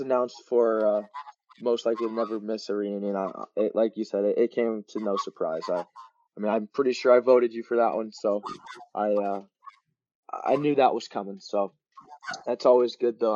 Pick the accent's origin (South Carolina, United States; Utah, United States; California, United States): California, United States; Long Beach; I uh, was born and raised in Long Beach